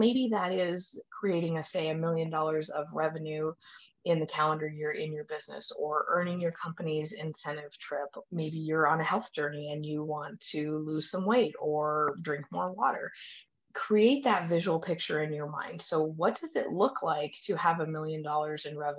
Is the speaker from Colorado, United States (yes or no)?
yes; Colorado, United States; we are from Colorado